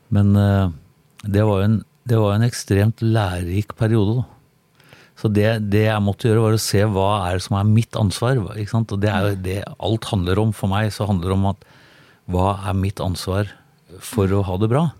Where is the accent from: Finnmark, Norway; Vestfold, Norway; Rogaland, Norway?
Vestfold, Norway; Tønsberg; also born or lived in Sandefjord; Jeg er fra Tønsberg, og jeg bodde i Sandefjord.